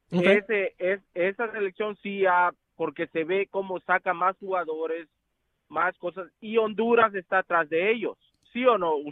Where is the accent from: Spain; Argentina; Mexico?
Mexico; now in Florida, United States; Yo soy mexicano, pero a mí me gusta el fútbol centroamericano. ¿Por qué? Porque yo vivo aquí en la Florida.